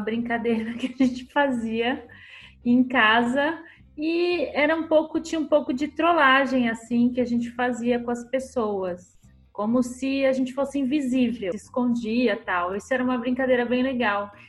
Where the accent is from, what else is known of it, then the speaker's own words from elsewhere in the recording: Santos, São Paulo, Brazil; eu sou de Santos, da aqui em São Paulo